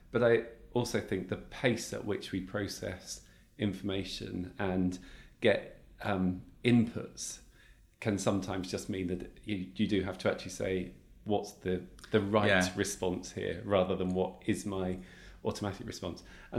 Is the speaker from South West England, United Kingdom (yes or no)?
yes; South West England, United Kingdom; also born or lived in London; You talked about Australia, Sydney, and I grew up in Cornwall